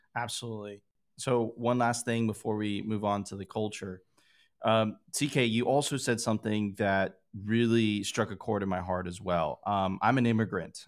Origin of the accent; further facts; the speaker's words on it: Miami, Florida, United States; I grew up there. That was my hometown